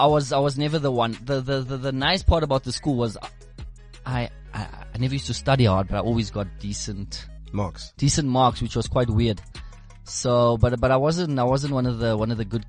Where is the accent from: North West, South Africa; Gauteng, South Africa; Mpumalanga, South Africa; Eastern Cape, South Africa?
Gauteng, South Africa; Boksburg; also born or lived in Brakpan; for most of my life, I've stayed in the Boksburg area. That's basically where I'm from.